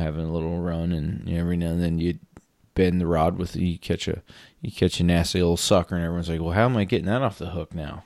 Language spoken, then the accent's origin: English; Pennsylvania, United States; moved away; I grew up in Pennsylvania where there's Poconos